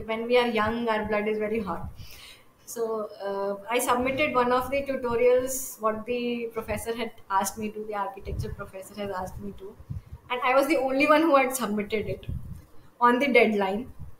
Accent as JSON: {"language": "English", "country": "India", "tie": "born or raised there", "also_born_or_lived": "Chennai / Hyderabad / Secunderabad", "said": "I grew up all over India. So my father was in a transferable job. So I changed around 14 schools in 12 years. So I've stayed from JNK to the south, Chennai. I did my 10th, 11th, 12th in Hyderabad."}